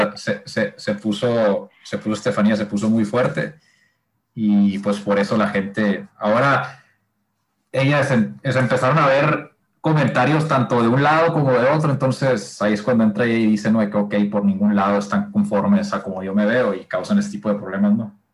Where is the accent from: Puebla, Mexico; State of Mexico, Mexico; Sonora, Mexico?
Sonora, Mexico; somos de la misma ciudad, ¿no? Somos acá de Sonora